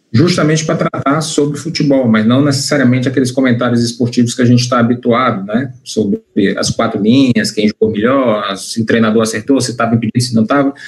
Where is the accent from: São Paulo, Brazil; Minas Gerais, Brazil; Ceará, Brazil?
Ceará, Brazil; Fortaleza; also born or lived in Eusébio; eu sou aqui de Fortaleza. Na realidade, eu nasci em Fortaleza